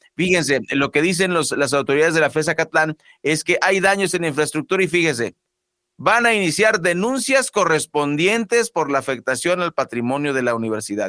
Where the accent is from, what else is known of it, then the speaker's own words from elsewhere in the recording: Mexico; como mexicanos